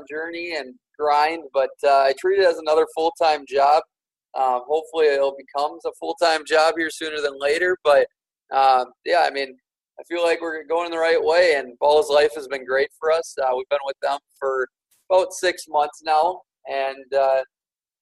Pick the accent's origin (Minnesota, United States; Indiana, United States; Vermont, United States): Minnesota, United States; I'm born and raised in Minnesota